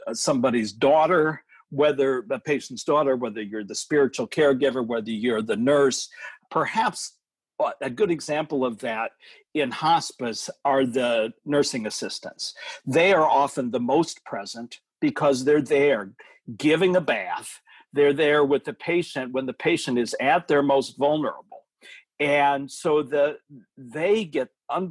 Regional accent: United States; as American adults

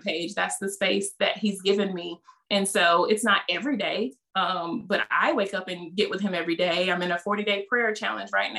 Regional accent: the South, United States; accent: Southern; they hear from my accent, you're just this, you know, Southern Belle.

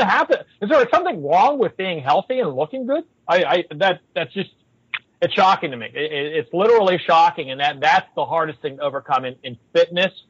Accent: Pittsburgh, Pennsylvania, United States; When I grew up, I grew up in Pittsburgh

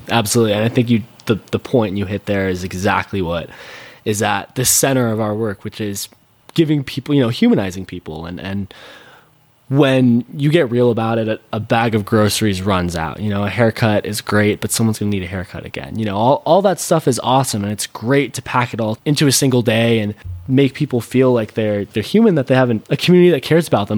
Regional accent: a suburb outside of Seattle, Washington, United States; being a 15 year old and growing up in a suburb outside of Seattle

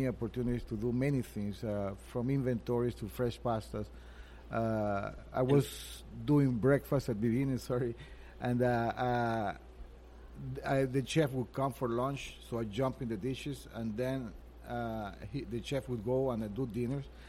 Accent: Venezuela; moved away as an adult; also born or lived in Montreal, Canada; I'm Venezuelan. I was born in Venezuela a couple of years ago. And I moved to Montreal, Canada in 1994.

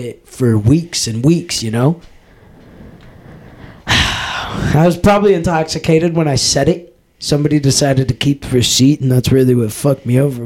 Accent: United States

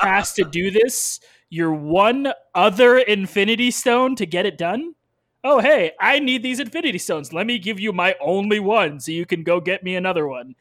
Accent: United States; as an American

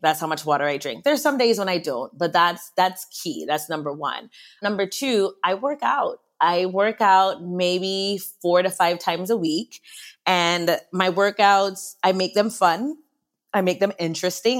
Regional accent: U.S. Virgin Islands; born and raised in St. Croix in the Virgin Islands

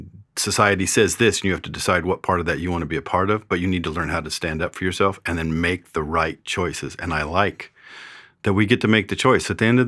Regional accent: California, United States; Well, I am from California, so that does make me a sinner.

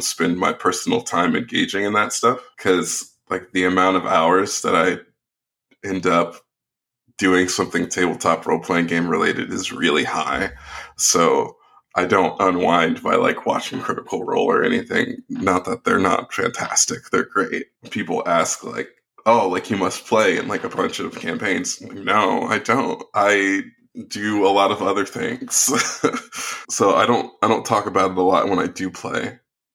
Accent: Bay Area, Northern California, United States; I'm from the Bay Area. I grew up there

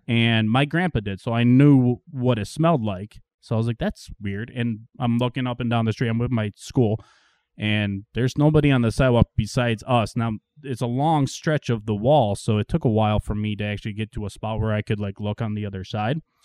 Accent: Marilla, New York, United States; I grew up in Marilla

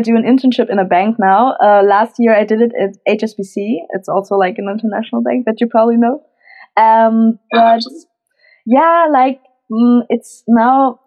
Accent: Cologne, North Rhine-Westphalia, Germany; moved away as an adult; now in Frankfurt, Germany; I'm 22 years old and I'm from Cologne in Germany

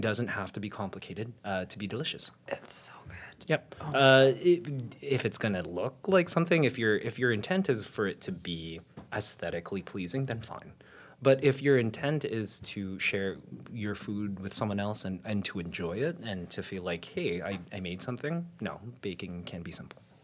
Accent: Winnipeg, Manitoba, Canada; now in Toronto, Canada; So I'm a Winnipegger, I'm uh, a Torontonian.

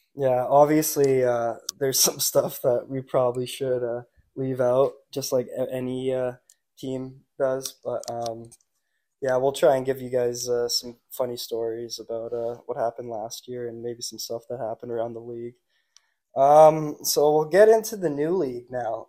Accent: Nanaimo, British Columbia, Canada; local kid out in Nanaimo played three years junior hockey, uh, just on the island. I played in Nanaimo my whole life

